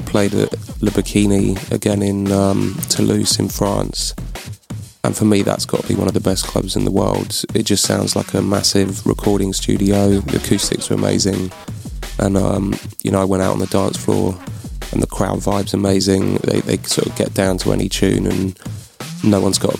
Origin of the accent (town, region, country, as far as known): London, United Kingdom; moved away as an adult; now in Bristol, United Kingdom